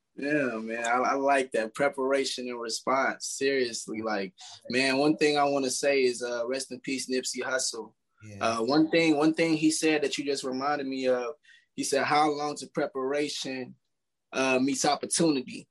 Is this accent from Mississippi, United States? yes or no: no; Milwaukee, Wisconsin, United States; also born or lived in Chicago, Illinois; I moved to Milwaukee. I was young